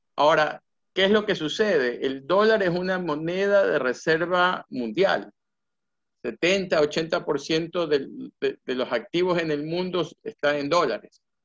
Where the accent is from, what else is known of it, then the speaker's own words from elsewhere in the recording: Guayaquil, Guayas, Ecuador; moved away as an adult; me fui becado de Ecuador, me becó la universidad. Este, yo estoy aquí en el Colegio Eliseo Naval, en Guayaquil.